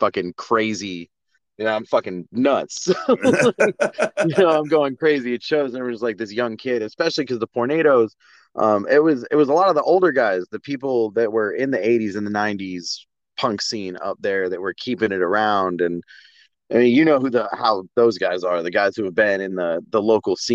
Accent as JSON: {"language": "English", "town": "Virginia Beach", "region": "Virginia", "country": "United States", "tie": "born or raised there", "moved": "as an adult", "lives_now": "Florida, United States", "said": "I grew up in Virginia, in Virginia Beach"}